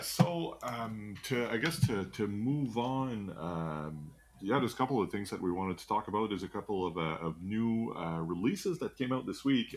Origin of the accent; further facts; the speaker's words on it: Canada; we're, we're from Canada.